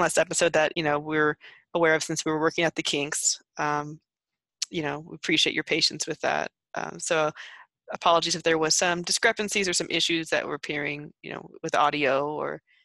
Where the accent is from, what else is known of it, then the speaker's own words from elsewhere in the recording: United States; growing up in the states